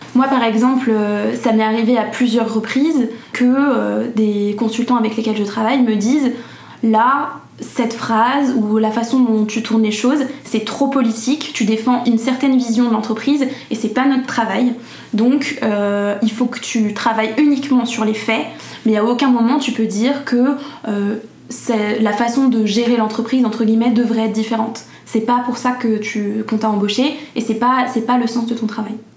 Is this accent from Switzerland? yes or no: no; Paris suburbs, Île-de-France, France; j'ai grandi en banlieue parisienne